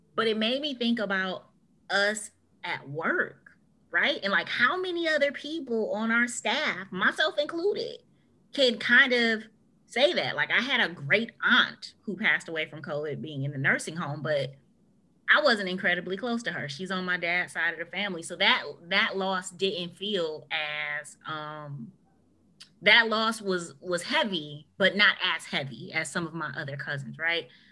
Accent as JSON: {"language": "English", "country": "United States", "said": "us as an American culture"}